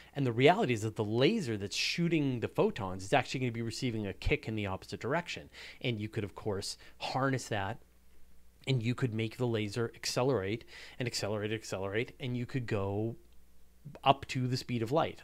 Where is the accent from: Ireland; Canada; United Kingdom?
Canada; I'm very proud of what we do here in Canada